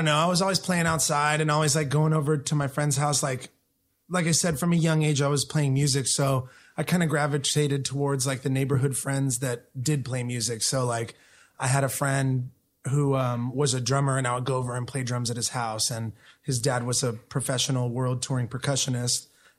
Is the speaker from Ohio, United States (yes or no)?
no; Chula Vista, California, United States; My family and I lived in Imperial Beach for the first couple years of my life.